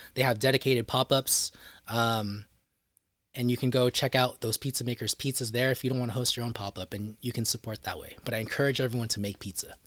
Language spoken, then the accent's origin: English; Bay Area, California, United States; my hometown of the Bay Area